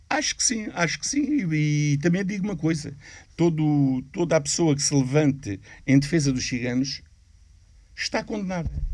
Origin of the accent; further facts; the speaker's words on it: Portugal; sendo português, eu sendo português, sendo expulso de Portugal, já sou português há 600 anos